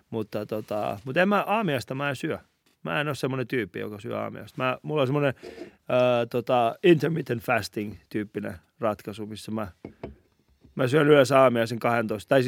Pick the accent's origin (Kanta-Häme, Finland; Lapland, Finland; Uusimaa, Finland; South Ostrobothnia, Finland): Uusimaa, Finland; Helsinki; Mä oon itse Kontulasta.